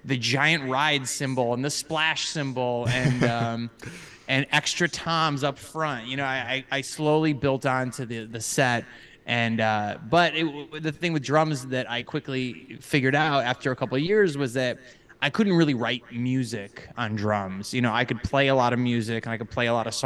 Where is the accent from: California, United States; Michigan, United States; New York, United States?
Michigan, United States; Cadillac; moved away; I grew up in northern Michigan, a very small town called Cadillac